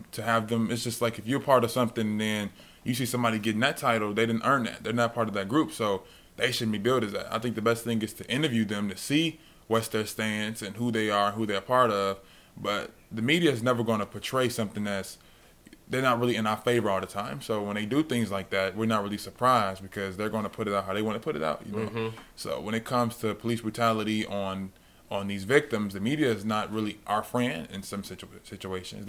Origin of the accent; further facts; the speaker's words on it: Chicago, Illinois, United States; now in Las Vegas, United States; Growing up in Chicago